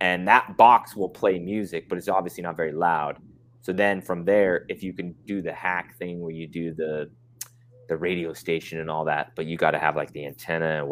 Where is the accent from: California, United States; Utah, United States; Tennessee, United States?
Utah, United States; I'm from Utah, born and raised